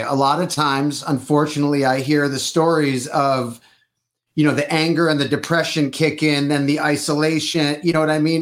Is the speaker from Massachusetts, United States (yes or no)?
no; Detroit, Michigan, United States; now in California, United States; I am originally from Detroit, but I'm in California for 20 something years